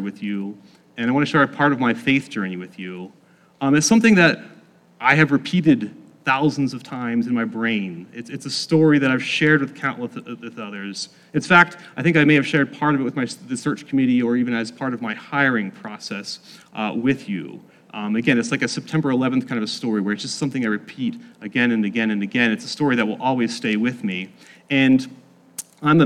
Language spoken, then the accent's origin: English; South Central Pennsylvania, United States; I grew up in South Central Pennsylvania